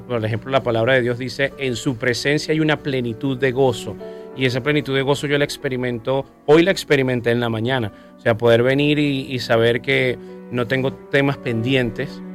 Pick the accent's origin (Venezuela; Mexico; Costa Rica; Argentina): Venezuela; also born or lived in Colombia; me conecta con mi tierra, amo mi país. Me encanta cuando recorro Venezuela